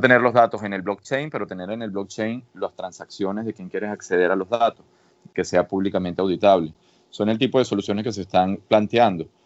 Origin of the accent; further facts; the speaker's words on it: Venezuela; moved away as an adult; also born or lived in Catalonia, Spain / Madrid, Spain / Boston, United States; now in Cambridge, United States; Nací en Venezuela y viví en Venezuela eh, una muy buena parte de mi vida